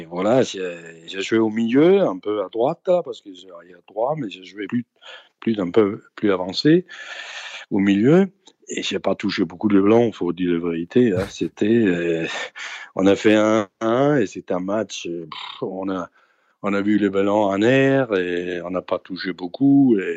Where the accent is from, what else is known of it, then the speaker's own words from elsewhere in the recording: Denmark; Parce que je suis venu du Danemark et j'ai jamais, j'ai jamais vu ça.